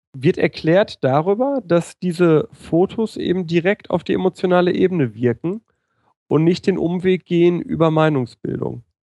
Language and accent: German; Ruhr area, North Rhine-Westphalia, Germany; Kind des Ruhrgebiets, das ich bin